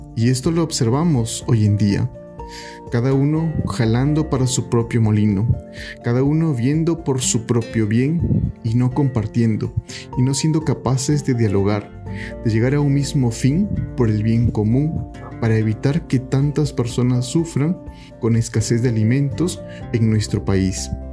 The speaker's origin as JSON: {"language": "Spanish", "country": "Peru", "said": "nosotros, como cristianos, como peruanos"}